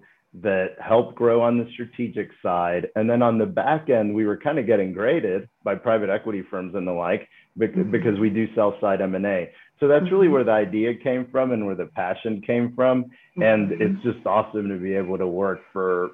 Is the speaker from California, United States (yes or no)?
no; Dallas, Texas, United States; Grew up in Dallas, Texas. So, you know, ended up coming back home